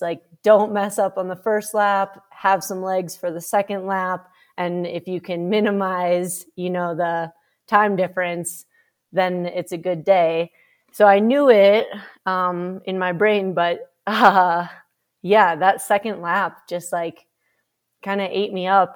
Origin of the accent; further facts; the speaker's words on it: Minnesota, United States; I grew up in Minnesota